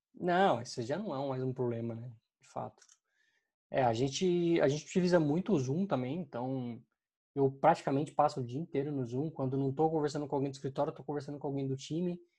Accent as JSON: {"language": "Portuguese", "country": "Brazil", "said": "a gente, como brasileiro"}